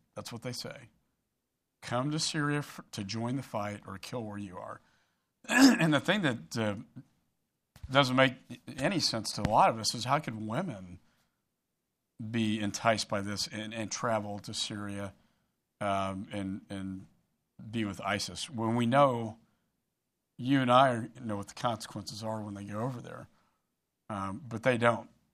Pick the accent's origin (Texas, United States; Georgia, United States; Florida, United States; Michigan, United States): Texas, United States; Austin; in my hometown of Austin, we have so many startup cyber companies